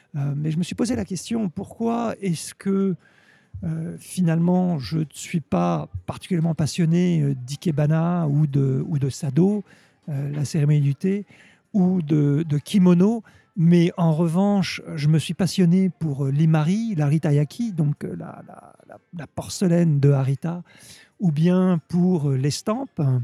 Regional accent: Normandy, France; moved away as an adult; now in Japan; je suis originaire de Normandie et j'habite au Japon

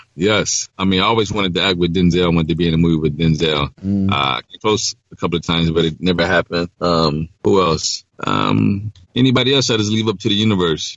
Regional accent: Detroit, Michigan, United States; growing up in Detroit.

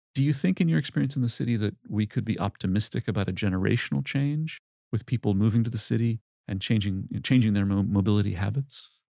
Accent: Cambridge, Massachusetts, United States; my hometown in Cambridge, Massachusetts

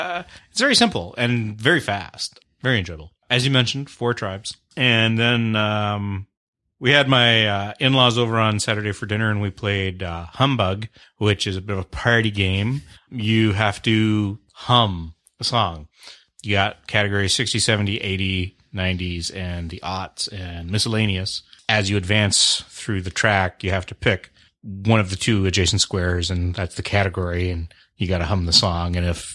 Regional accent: Canada; I'm the Canadian.

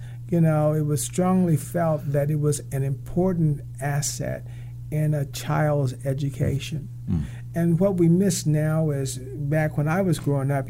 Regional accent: Kansas, United States; In the middle of the Midwest.

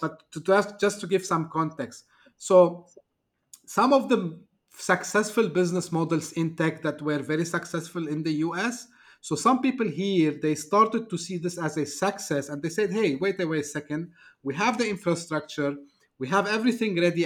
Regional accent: Turkey; moved away as an adult; now in Dubai, United Arab Emirates; I'm originally from Turkey, uh, shifted here back in two thousand five

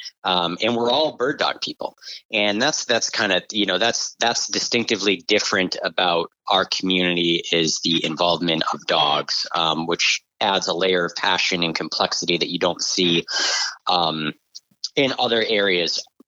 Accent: New England, United States; I'm from New England, I hunt grouse and woodcock.

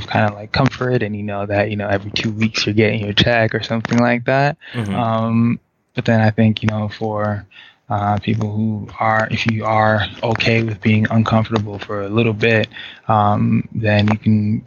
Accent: New York City, New York, United States; also born or lived in Haiti; originally I was born in Haiti. I moved here when I was really, really young. Just got to, you know, experience the whole of the city. So I could say that I'm a New York native for sure.

